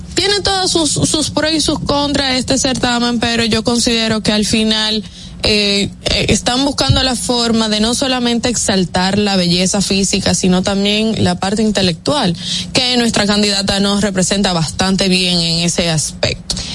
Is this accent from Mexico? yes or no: no; Dominican Republic; para nosotros los dominicanos